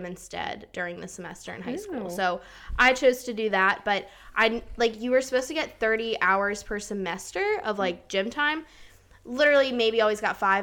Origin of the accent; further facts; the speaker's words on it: outside Philadelphia, Pennsylvania, United States; moved away as an adult; also born or lived in Germany; now in Charleston, United States; grew up right outside of Philly, and now I go to the College of Charleston